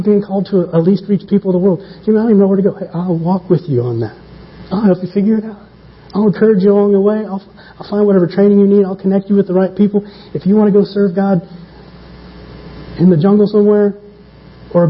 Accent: small town in the Bible Belt, United States; now in Stapleton, Denver, United States; My hometown, 3,500 people, 35 churches. 1 to 100 ratio. Not too bad. Buckle of the Bible belt.

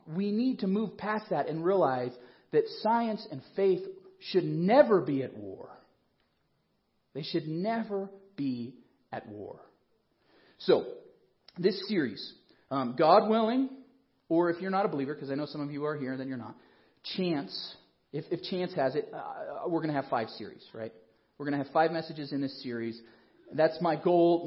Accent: Colorado Springs, Colorado, United States; I grew up in Colorado Springs, which you may or may not know is the evangelical mecca

